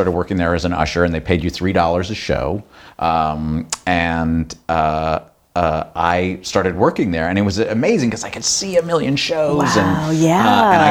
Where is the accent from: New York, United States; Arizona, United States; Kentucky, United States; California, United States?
New York, United States; New York City; I grew up in New York City